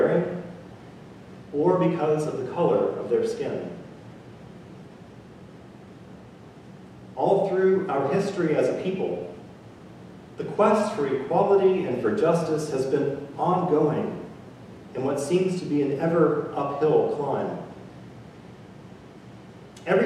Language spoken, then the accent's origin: English; Mississippi, United States; moved away as an adult; also born or lived in Italy; I grew up in Mississippi, and I have been fortunate enough to travel the world and to live in many different places.